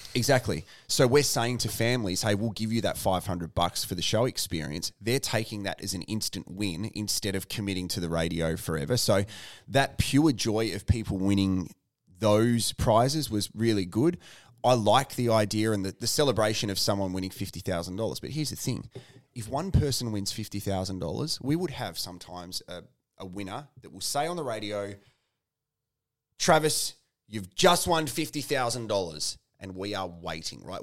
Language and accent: English; Tasmania, Australia; also born or lived in Ballarat, Victoria; now in Adelaide, Australia; I was born in Ballarat, then, um, grew up in Tasmania.